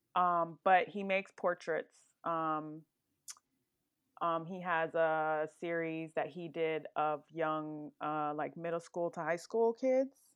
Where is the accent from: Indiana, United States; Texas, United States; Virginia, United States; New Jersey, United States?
Virginia, United States; Woodbridge; also born or lived in Brooklyn, New York; I actually grew up in Northern Virginia, more specifically Woodbridge, Virginia